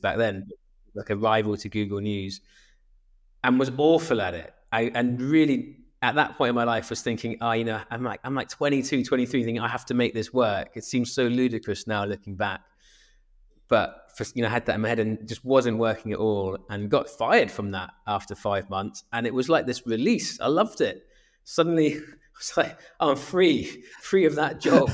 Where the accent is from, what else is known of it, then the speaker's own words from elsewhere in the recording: Swansea, Wales, United Kingdom; moved away as an adult; also born or lived in Exeter; I grew up in Swansea in South Wales